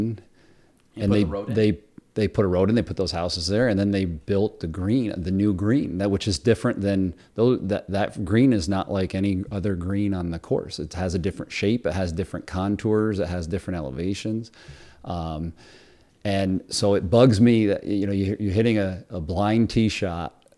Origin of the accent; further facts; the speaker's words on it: Cliff Haven, New York, United States; I grew up in Cliff Haven